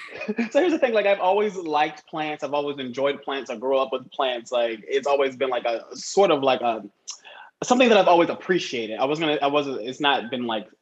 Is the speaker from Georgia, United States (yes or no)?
yes; Atlanta, Georgia, United States; now in New York City, United States; I'm originally from Atlanta, Georgia